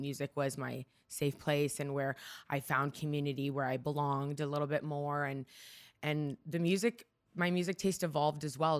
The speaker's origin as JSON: {"language": "English", "town": "Markham", "region": "Ontario", "country": "Canada", "tie": "born or raised there", "also_born_or_lived": "Toronto", "first_language": "Hungarian", "second_language": "English", "moved": "yes", "lives_now": "Vancouver, Canada", "said": "I grew up in Markham, Ontario, so just outside of Toronto, but I was born right downtown"}